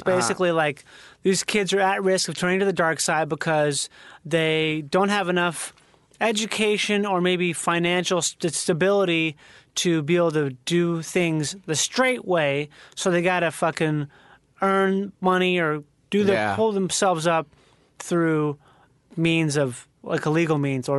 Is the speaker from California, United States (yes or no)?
yes; Diamond Bar, California, United States; also born or lived in Pacoima / Fontana / Rancho Cucamonga; now in Riverside, United States; Yeah, well, I grew up in Diamond Bar, and then we moved to Pacoima.